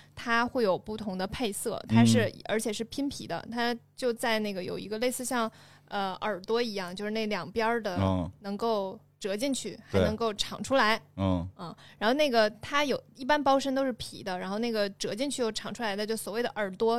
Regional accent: China; 我们中国人就是要喝热水，无论怎么样。

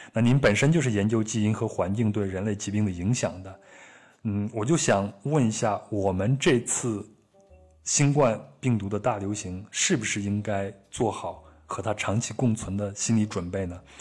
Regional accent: China; 我们中国人会说它是野味儿

